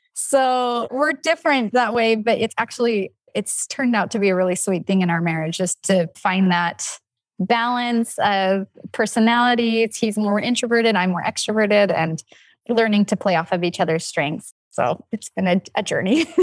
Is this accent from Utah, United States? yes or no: yes; Logan, Utah, United States; I grew up in Logan, Utah